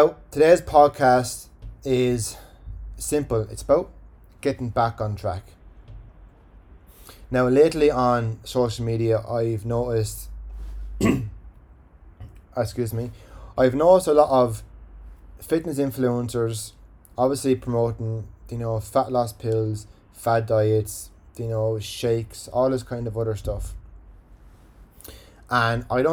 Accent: Ireland; accent: Irish; my Irish accent

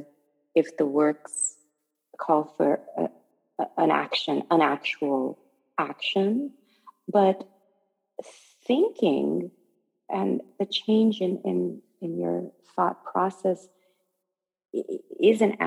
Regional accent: Okayama, Japan; also born or lived in Northern California, United States; now in New York, United States; the temple that I grew up in Okayama

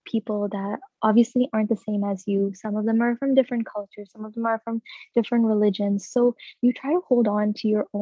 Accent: Pakistan; moved away; I'm from Pakistan

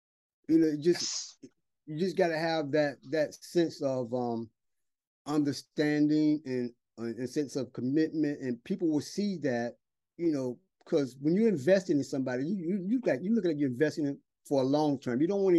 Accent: the South, United States; now in China; because when I first came over here, you know, people staring at me, not seeing a black guy, you know, I'm from the South

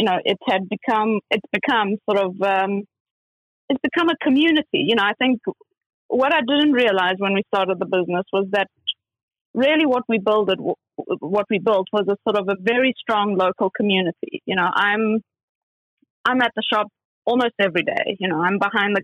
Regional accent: South Africa; now in London, United Kingdom; I'm originally from South Africa

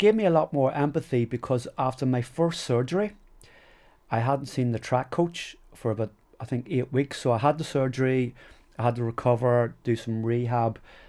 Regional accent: Enniskillen, Northern Ireland, United Kingdom; moved away as an adult; also born or lived in England / Australia / New Zealand; I'm from Fermanagh. I love Fermanagh. This was our county team.

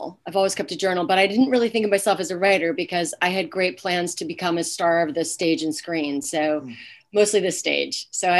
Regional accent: Groton, Massachusetts, United States; moved away as an adult; also born or lived in Yemen / Bolivia / Uzbekistan; I grew up in Groton, Massachusetts, which is a pretty small town.

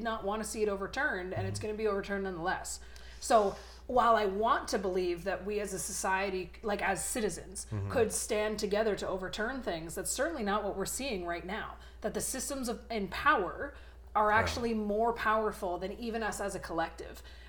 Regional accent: Canada; as a Canadian

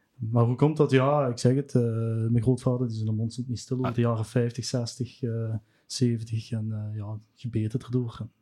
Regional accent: Sint-Truiden, Flanders, Belgium; now in Grote-Brogel, Belgium; ik ben geboren in Sint-Truiden. Ik woon nu in Grote Brogel bij Peer.

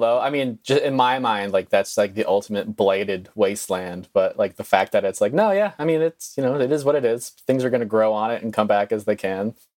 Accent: Northeast, United States; moved away; growing up in the Northeast

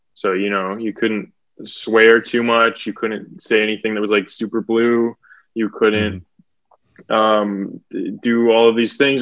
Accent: Burnaby, British Columbia, Canada; also born or lived in Toronto / Port Moody, British Columbia / Victoria, British Columbia; now in Vancouver, Canada; I was born in Toronto, lived there till I was two. Then I moved to Burnaby, British Columbia, then to Port Moody, British Columbia when I was 13

